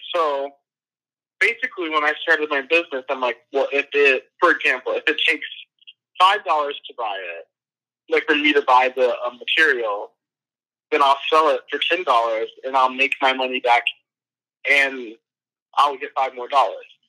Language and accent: English; Atlanta, Georgia, United States; moved away as an adult; also born or lived in San Bernardino, California; now in Philadelphia, United States; I'm from Atlanta, Georgia, but I was born in San Bernardino, California.